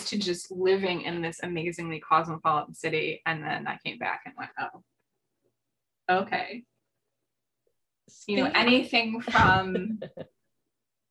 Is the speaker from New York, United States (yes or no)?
yes; 45 minutes from New York City, United States; also born or lived in Montreal, Canada / Albany, New York; my hometown. That is 45 minutes from New York City